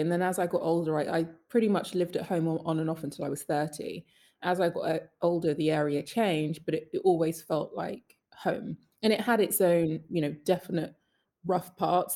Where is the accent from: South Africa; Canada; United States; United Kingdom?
United Kingdom; London; I'm Northwest London, Willesden, proud. Love my hometown